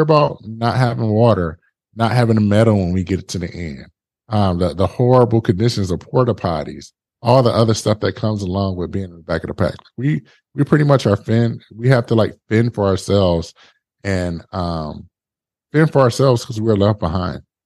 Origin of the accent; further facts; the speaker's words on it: Detroit, Michigan, United States; I'm originally from Detroit